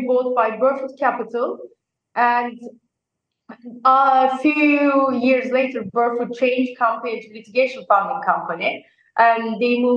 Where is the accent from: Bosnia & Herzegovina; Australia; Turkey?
Turkey; moved away as an adult; also born or lived in Nottingham, United Kingdom; now in New York, United States; I'm originally from Turkey